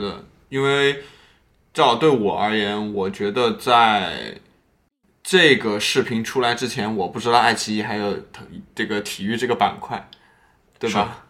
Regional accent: Wuhan, Hubei, China; 你像我是武汉人嘛

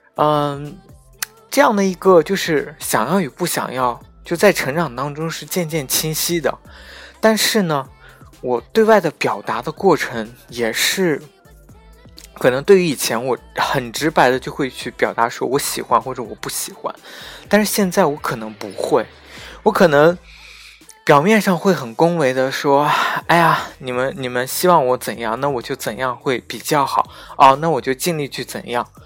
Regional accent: Xinjiang, China; 因为当我说出我是新疆人的时候

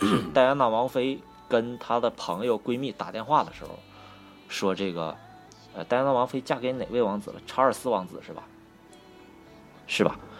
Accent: Northeast China, China; accent: Northeastern (Dongbei); 你看我这东北东北口音都出来了

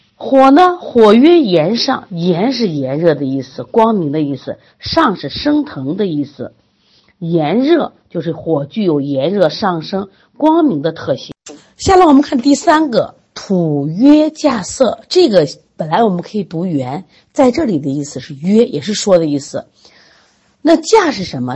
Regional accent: China; 我们作为中国人

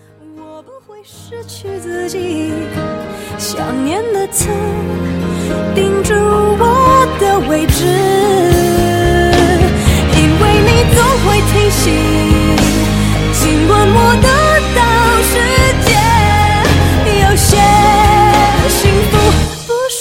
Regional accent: Fujian, China; 你明知道我是福建人，还让我当主持人，你是让我上去搞笑的吗？

